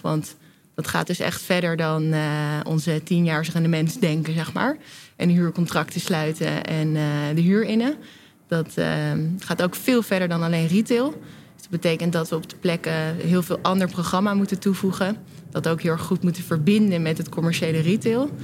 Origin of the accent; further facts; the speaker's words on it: Delft, South Holland, Netherlands; moved away as an adult; now in Amsterdam, Netherlands; als ik in Delft binnenrijd, dan ben ik thuis